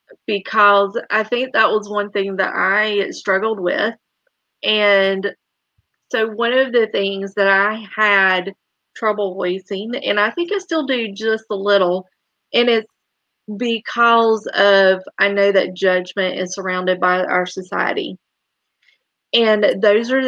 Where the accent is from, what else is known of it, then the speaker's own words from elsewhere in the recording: the South, United States; growing up in the South